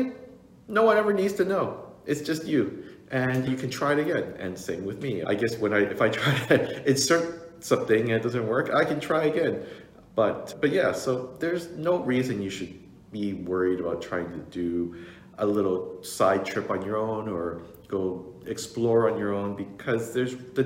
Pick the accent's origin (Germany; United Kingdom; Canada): Canada; Toronto, Ontario; I grew up here in Toronto